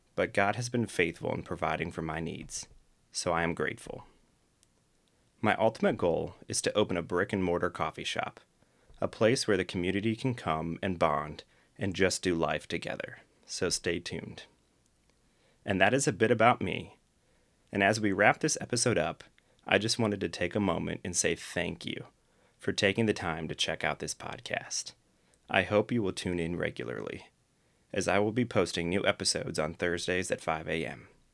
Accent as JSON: {"language": "English", "town": "Akron", "region": "Ohio", "country": "United States", "tie": "born or raised there", "said": "I was born and raised in Akron, Ohio, and still live in the greater Akron area"}